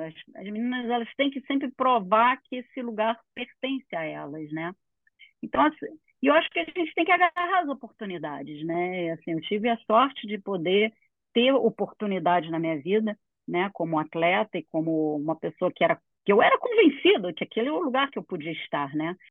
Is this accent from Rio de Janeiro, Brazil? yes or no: yes; Rio de Janeiro, Brazil; eu sou do Rio de Janeiro, aqui no meio da Barra